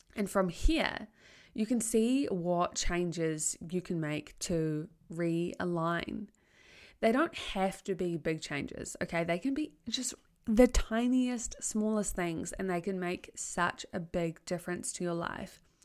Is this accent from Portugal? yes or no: no; Tauranga, Bay of Plenty, New Zealand; also born or lived in Palmerston North; I chose to leave Palmerston North and to come back to Tauranga, my hometown